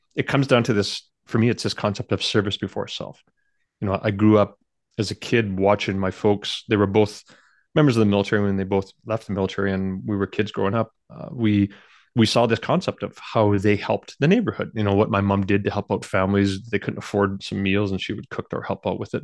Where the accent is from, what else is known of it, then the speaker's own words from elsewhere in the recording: Canada; I do feel honored being one of the, you know, one of the very few Canadians